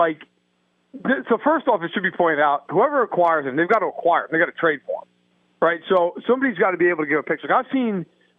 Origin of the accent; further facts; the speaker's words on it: New York, United States; I'll tell you this much. I'm from New York